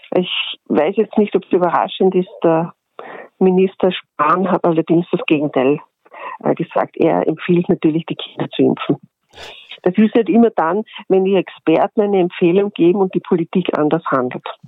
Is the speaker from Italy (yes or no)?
no; Austria; bei uns in Österreich